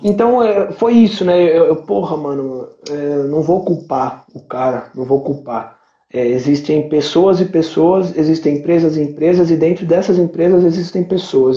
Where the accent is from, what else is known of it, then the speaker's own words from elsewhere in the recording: São Paulo, Brazil; also born or lived in Itaim, São Paulo; eu nasci em São Miguel, lá no Santana, onde é a, a minha adega